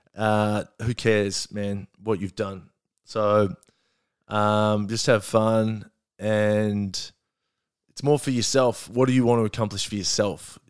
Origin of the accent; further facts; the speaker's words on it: Melbourne, Victoria, Australia; also born or lived in Perth; I grew up in, um, Glen Iris